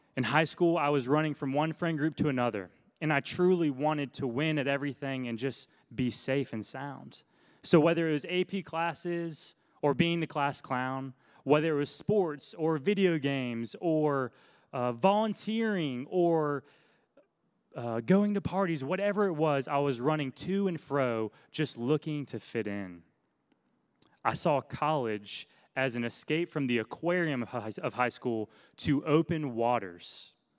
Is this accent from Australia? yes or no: no; Oconee County, near Athens, Georgia, United States; also born or lived in Richmond, Virginia; my family moved to Oconee County, right outside of Athens when I was six. That's where I was from kindergarten through senior year of high school